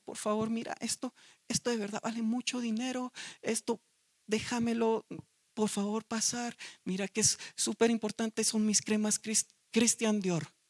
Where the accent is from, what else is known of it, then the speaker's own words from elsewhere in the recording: Guatemala; Nosotros los de Guate